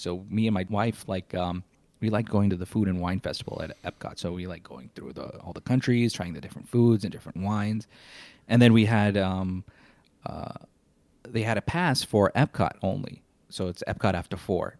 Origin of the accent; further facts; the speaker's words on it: Chicago, Illinois, United States; now in Orlando, United States; I'm originally from Chicago, Illinois. I moved to Orlando in nineteen ninety-eight.